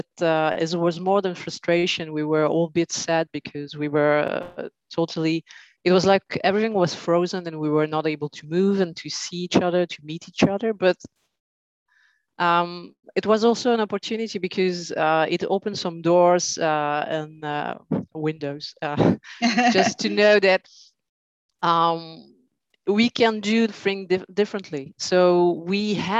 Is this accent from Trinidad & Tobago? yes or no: no; Brussels, Brussels-Capital Region, Belgium; in Brussels, right. So, I'm born here. So 40 years in Belgium.